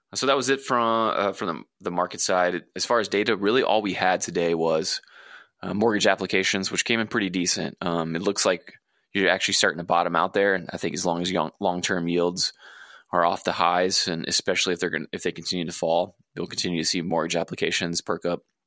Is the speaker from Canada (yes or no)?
no; southwest of Houston, Texas Gulf Coast, United States; moved away; my hometown, down southwest of Houston on the coast